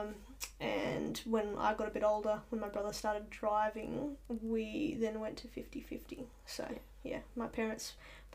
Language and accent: English; Central Coast, New South Wales, Australia; also born or lived in New Zealand / Papua New Guinea / Sydney; moved up to the Central Coast, and that's where I did the, you know, the next 15 years of my life before college